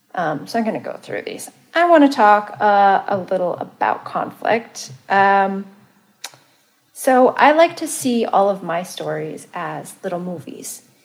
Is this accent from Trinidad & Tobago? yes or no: no; Malaysia; moved away; also born or lived in Santa Cruz, California; I'm Malaysian